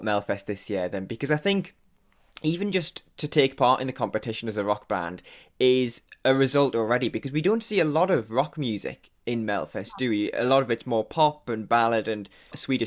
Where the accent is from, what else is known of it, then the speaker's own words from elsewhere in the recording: Newcastle upon Tyne, North East England, United Kingdom; accent: Newcastle; where I was based and trying to find out about my accent. I was telling her if it was from Newcastle